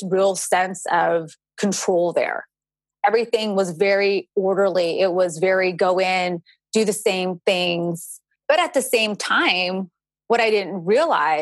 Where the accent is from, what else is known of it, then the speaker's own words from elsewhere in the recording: California, United States; moved away as an adult; also born or lived in Georgia; I'm originally from California. I stayed in Georgia for another year. And then after that, I moved back to my hometown in California